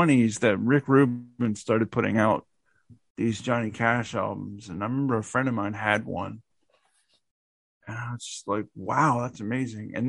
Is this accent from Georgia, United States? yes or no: yes; outside of Atlanta, Georgia, United States; I grew up in outside of Atlanta